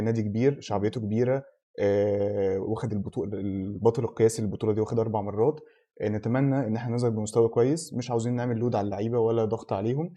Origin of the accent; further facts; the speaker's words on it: Egypt; إحنا كمصريين